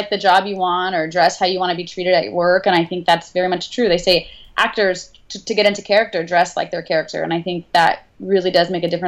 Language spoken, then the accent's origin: English; the South, United States; well, I grew up in the South. We moved around a lot um, because my stepdad was a professor